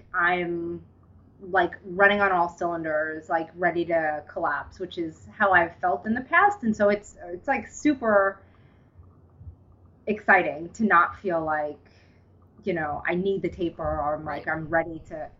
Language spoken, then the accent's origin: English; New York City, New York, United States; I'm from Staten Island, New York, which is where I was born and raised and where I live now.